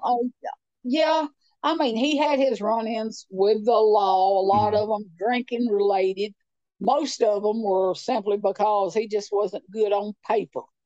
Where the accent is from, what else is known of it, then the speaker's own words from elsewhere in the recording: Clay County, Tennessee, United States; moved away as an adult; also born or lived in Nashville, Tennessee; I grew up in Clay County, uh, but uh, it's a not beautiful rural place, beautiful lakes